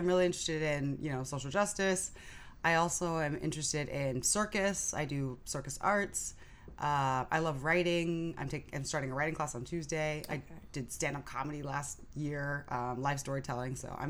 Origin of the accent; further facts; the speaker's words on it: San Francisco, California, United States; I'm half Japanese, half Nigerian, so I speak fluent Japanese, spent summers there as a kid, so growing up in San Francisco is great for that kind of community.